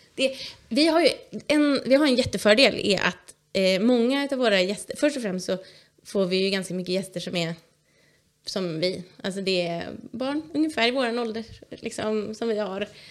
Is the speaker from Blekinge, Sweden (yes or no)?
no; outside Stockholm, Stockholm County, Sweden; moved away as an adult; now in Vimmerby, Sweden; Jag är uppväxt utanför Stockholm